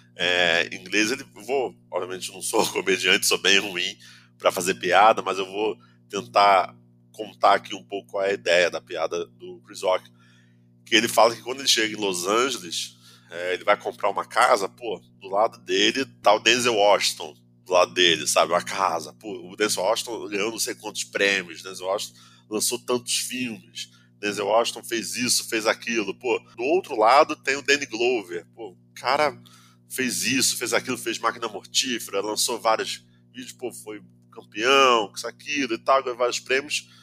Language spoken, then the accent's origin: Portuguese; Nova Iguaçu, Rio de Janeiro, Brazil; da onde eu venho também, pô, venho de Nova Iguaçu